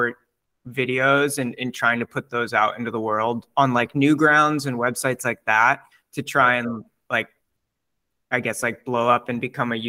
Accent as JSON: {"language": "English", "country": "United States", "also_born_or_lived": "Brooklyn, New York", "lives_now": "Cape Cod, United States", "said": "As a American with no exposure to any French-Canadian culture"}